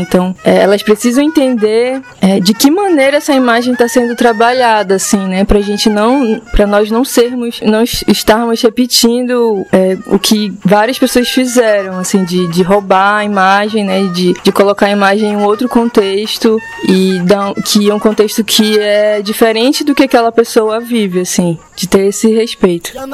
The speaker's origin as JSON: {"language": "Portuguese", "town": "Barcarena", "region": "Pará", "country": "Brazil", "tie": "born or raised there", "said": "eu acabei nascendo em Barcarena, e mais especificamente na Vila dos Cabanas"}